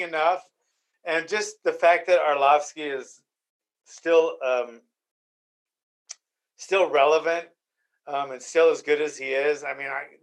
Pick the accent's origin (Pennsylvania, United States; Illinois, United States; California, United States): California, United States; Arroyo Grande; I'm like from Arroyo Grande?